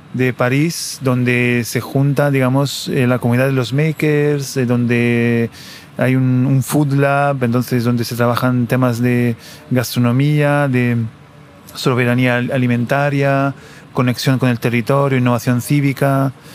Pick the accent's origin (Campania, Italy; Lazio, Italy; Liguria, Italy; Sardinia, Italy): Lazio, Italy; Castelnuovo Parano / Ausonia area; moved away; mi pueblo de nacimiento en Italia, mi pueblo Corona Ausonio, en el sur del Lazio, la región de Roma